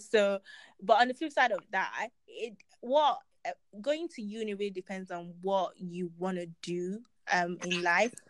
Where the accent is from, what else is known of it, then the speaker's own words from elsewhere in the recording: Nigeria; as a Nigerian, you know, child